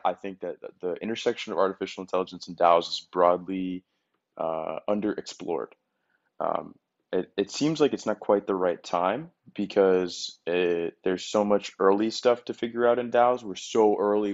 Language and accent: English; Boston, Massachusetts, United States; moved away as an adult; also born or lived in Connecticut / San Francisco; now in Miami, United States; I was born in Connecticut. I spent most of my life in and around Boston